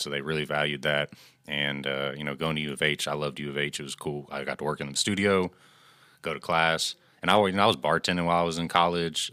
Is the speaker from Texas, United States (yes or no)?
yes; Angleton, Texas, United States; In my hometown of Angleton, um, it's a smaller community